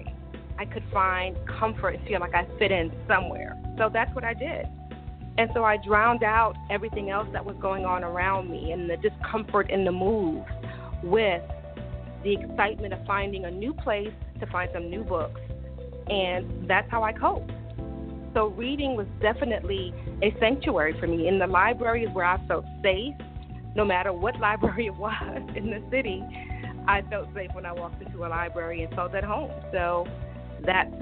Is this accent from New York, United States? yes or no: yes; New York City, New York, United States; I grew up in Brooklyn, New York